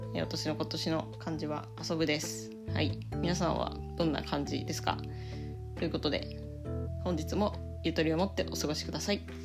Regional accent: Yamagata, Japan; moved away; 私の地元山形県

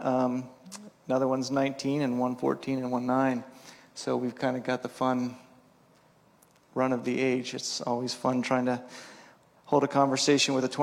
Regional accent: Pennsylvania, United States; moved away as an adult; also born or lived in New York / Ellensburg, Washington; I grew up on the East Coast in Pennsylvania

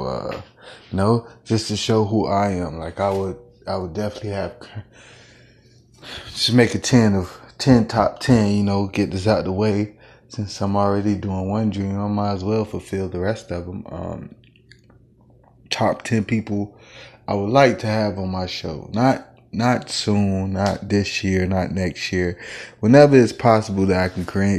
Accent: West Park, Florida, United States; now in Kansas City, United States; I'm from Carver Ranches, Florida, which is was changed to West Park in 2005

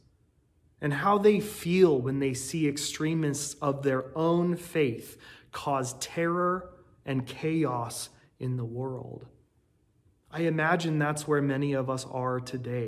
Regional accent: United States; as an American people

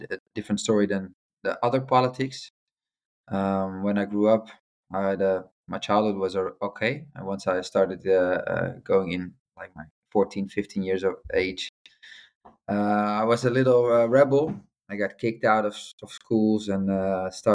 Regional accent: Amsterdam, North Holland, Netherlands; also born or lived in Rotterdam; I used to live in Amsterdam. I grew up in Amsterdam

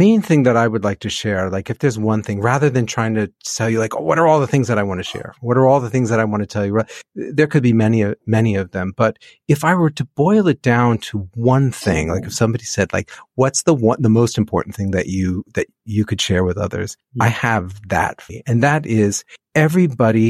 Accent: New Jersey, United States; moved away as an adult; now in Cambodia; I grew up in New Jersey, in the suburbs, right out outside New York City, maybe about 12 miles from the city.

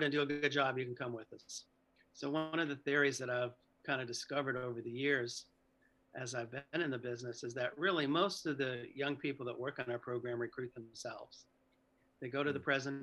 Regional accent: Pennsylvania, United States; I'm from Pennsylvania

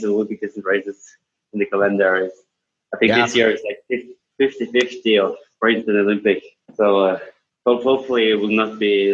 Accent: Bergen, Vestland, Norway; I'm from Bergen in Norway

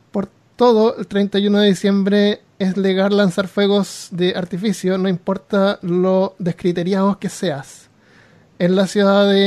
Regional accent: Chile; Les cuento que soy chileno y, con, y como la mayoría de mis compatriotas he vivido la mayor parte de mi vida en Chile.

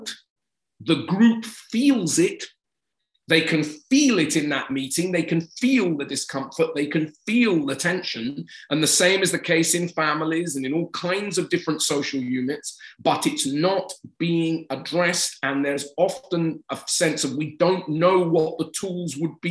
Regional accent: England, United Kingdom; I am English

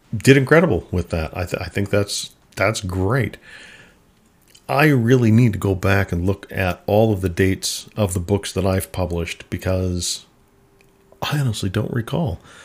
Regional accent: Minnesota, United States; I grew up in Minnesota

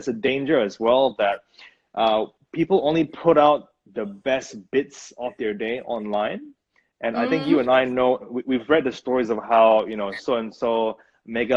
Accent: Brunei; moved away; there's a phrase that we use back where I grew up. I'm from Brunei, by the way, from Brunei

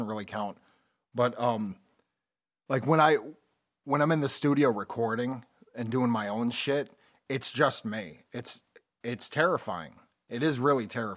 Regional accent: Connecticut, United States; When we were playing in bands growing up in Connecticut

